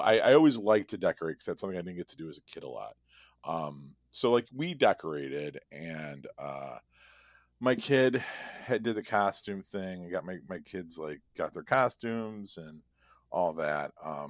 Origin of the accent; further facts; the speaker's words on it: Midwest, United States; I'm a Midwesterner. Now I can just deal with like not dying in January, you know?